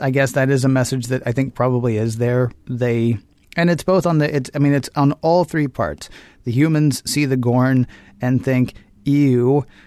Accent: the South, United States; growing up in the South as a kid

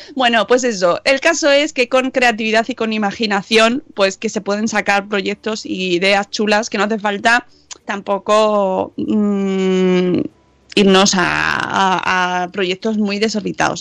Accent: Madrid, Community of Madrid, Spain; accent: Madrid accent; nuestro acento, ¿eh? que a nosotros nos gusta mucho. Somos de Madrid.

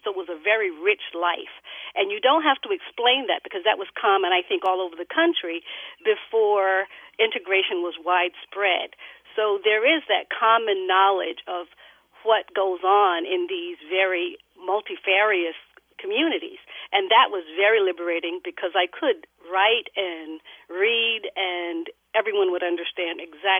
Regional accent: New York City, New York, United States; also born or lived in North Carolina; because I grew up in New York City, but also in Down East North Carolina.

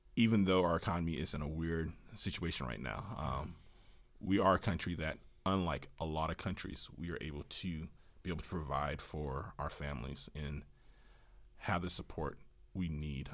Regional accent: Washington, United States; moved away; growing up in Washington

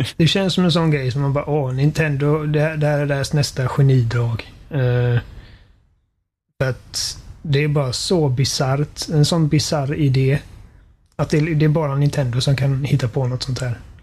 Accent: Sweden; vi är svenskar

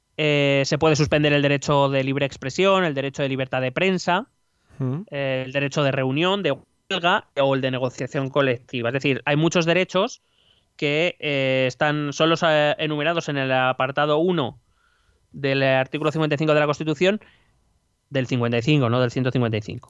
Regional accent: Spain; somos aquí los españoles

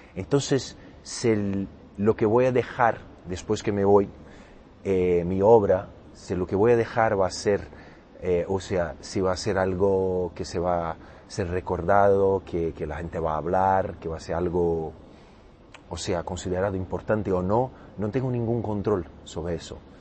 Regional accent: Brazil; Spanish is a second language; soy brasileño, eh, acento portugués

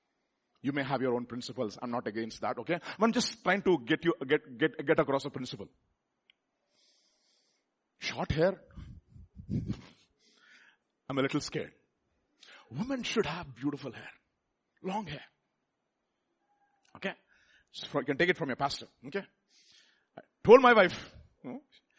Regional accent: India; we are all Indian

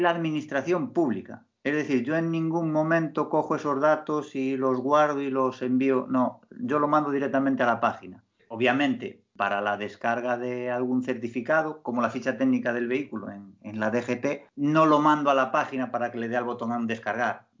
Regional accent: Galicia, Spain; como buen gallego

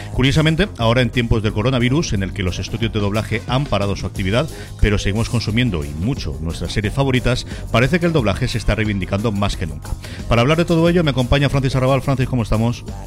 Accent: Alicante, Valencian Community, Spain; yo que soy alicantino

